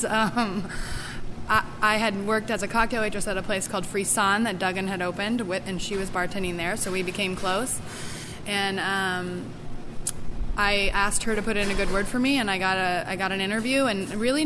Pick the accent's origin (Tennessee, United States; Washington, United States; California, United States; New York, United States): California, United States; Chico; also born or lived in San Francisco; where I grew up in Chico